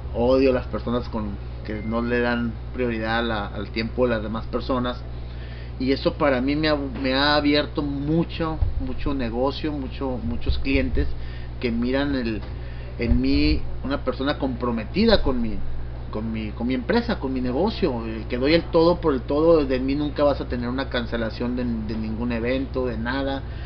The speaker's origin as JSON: {"language": "Spanish", "town": "Tijuana", "region": "Baja California", "country": "Mexico", "tie": "born or raised there", "said": "Yo soy tijuanense, mi familia, mis padres son de Guadalajara"}